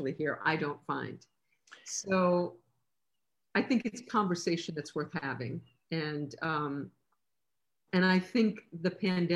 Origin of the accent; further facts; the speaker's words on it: New York, United States; moved away as an adult; now in Los Angeles, United States; I'm from New York, and on my floor in my apartment building in New York, there was one of everything